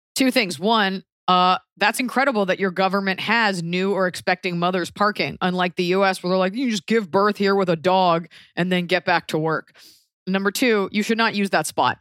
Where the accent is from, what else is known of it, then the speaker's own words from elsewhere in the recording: United States; as an American